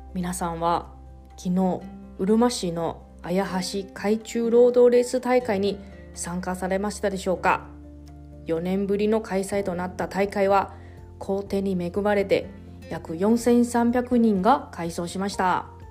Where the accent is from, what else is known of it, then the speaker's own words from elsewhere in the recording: Taroko, eastern Taiwan, Hualien County, Taiwan; now in Okinawa, Japan; 地元の台湾の東部の景勝地タロコっていう場所